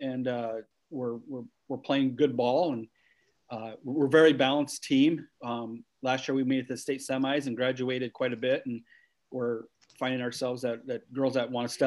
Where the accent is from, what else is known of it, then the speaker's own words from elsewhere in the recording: Dike, Iowa, United States; I, was born the fifth out of seven kids in, Dike, Iowa, grew up on a farm